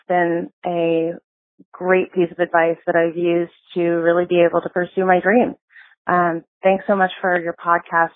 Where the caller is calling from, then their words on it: Nevada, United States; I'm calling from Nevada